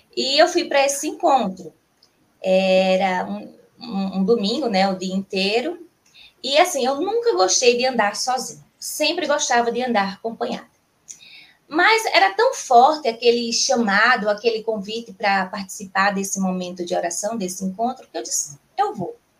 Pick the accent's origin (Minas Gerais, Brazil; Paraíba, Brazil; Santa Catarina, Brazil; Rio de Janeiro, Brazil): Paraíba, Brazil; João Pessoa; sou natural de João Pessoa, na Paraíba